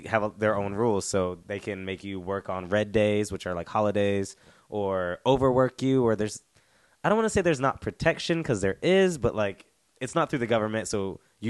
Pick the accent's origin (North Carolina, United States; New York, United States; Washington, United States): North Carolina, United States; moved away as an adult; now in South Korea; because I'm from North Carolina